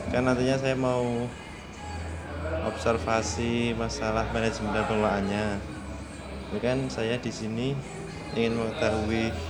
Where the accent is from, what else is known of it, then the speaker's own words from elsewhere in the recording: Losari, Indonesia; kebetulan saya juga asli Losari